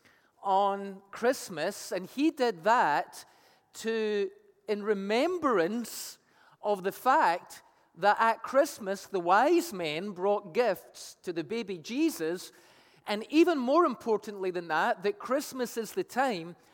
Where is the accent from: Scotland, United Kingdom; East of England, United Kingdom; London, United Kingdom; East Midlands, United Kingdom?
Scotland, United Kingdom; moved away; I played Pass the Parcel growing up in Scotland as a kid